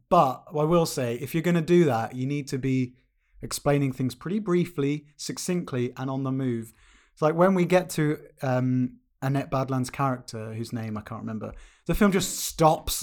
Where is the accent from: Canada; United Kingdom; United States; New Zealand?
United Kingdom; as a Brit